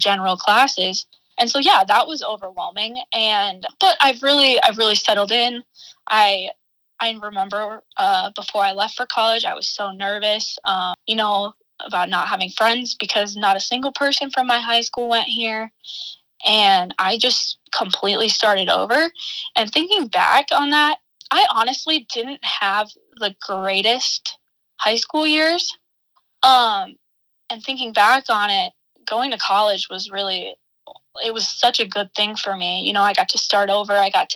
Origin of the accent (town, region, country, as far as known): Armour, South Dakota, United States; born or raised there; now in Brookings, United States